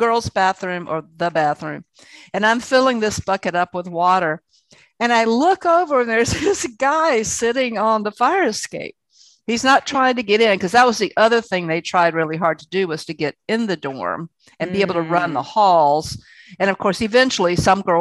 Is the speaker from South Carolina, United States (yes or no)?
yes; Columbia, South Carolina, United States; I was from Columbia, South Carolina